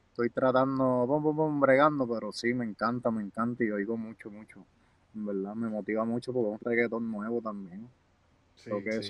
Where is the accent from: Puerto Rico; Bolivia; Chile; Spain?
Puerto Rico; Guaynabo; Ahí me crié yo en Guaynabo, yo salí de Guaynabo para que sepan.